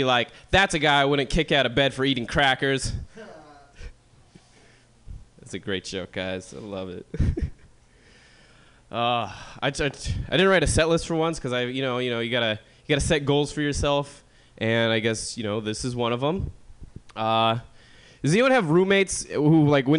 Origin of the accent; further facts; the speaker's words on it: Long Beach, California, United States; moved away; I was from Long Beach